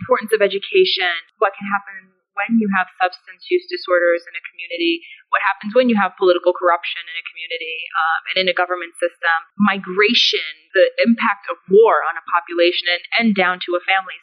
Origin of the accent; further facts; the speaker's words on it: United States; So I'm someone who is born and raised in the United States, but as a first-generation American. So my family came over to the United States from Afghanistan